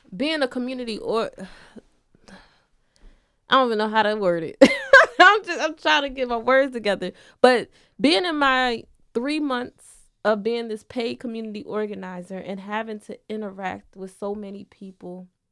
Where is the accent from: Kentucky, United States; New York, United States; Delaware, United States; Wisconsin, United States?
Delaware, United States; Wilmington; I was born and raised in Wilmington.